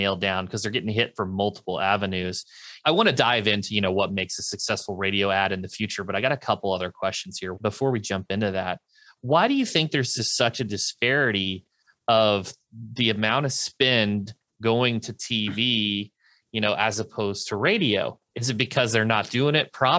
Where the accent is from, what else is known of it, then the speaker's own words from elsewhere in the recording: Carbondale, Illinois, United States; where I grew up in Carbondale, Illinois